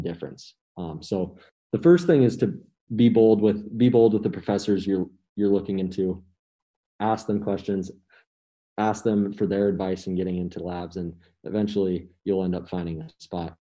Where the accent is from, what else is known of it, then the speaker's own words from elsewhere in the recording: Missoula, Montana, United States; I'm a senior from Missoula, Montana